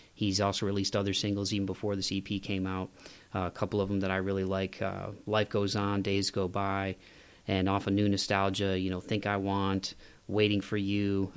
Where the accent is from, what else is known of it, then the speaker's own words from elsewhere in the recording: Midwest, United States; I'm from the Midwest, so we put, we put, we put Y's before